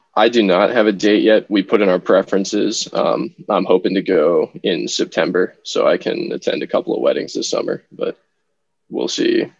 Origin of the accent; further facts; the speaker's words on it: Minnesota, United States; my favorite team at the professional level is my hometown team, the Minnesota Wild